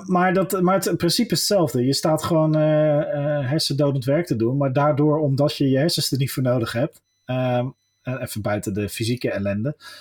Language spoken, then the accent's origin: Dutch; Westland, South Holland, Netherlands; ik ben een Westlander